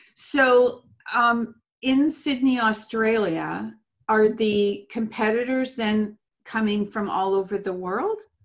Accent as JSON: {"language": "English", "region": "England", "country": "United Kingdom", "said": "I'm English"}